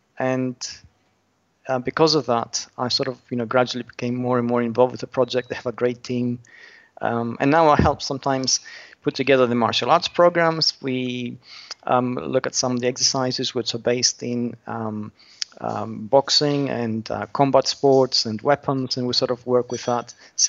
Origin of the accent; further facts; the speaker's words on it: Australia; also born or lived in United Kingdom; I'm Australian originally.